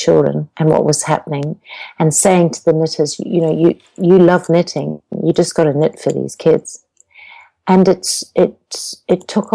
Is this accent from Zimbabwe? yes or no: yes; Zimbabwe; And I have an accent, which most people will pick, because I come from Zimbabwe